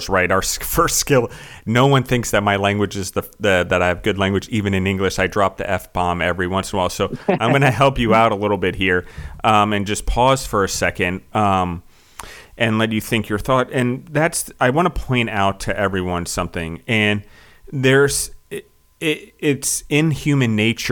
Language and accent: English; United States; We as Americans